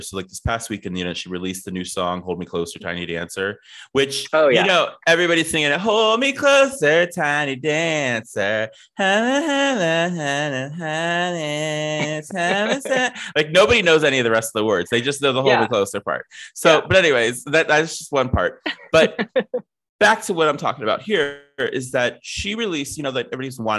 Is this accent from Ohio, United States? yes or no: yes; Ohio, United States; I grew up in Ohio.